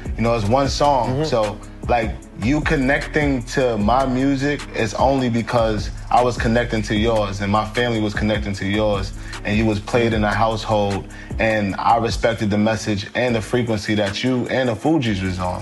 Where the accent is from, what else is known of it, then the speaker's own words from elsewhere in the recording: New York City, New York, United States; I, I come from Harlem. You know, I heard shootouts every day.